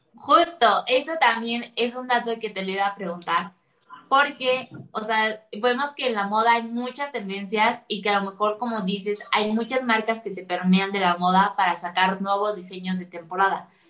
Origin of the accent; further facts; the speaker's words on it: Mexico; uno como mexicano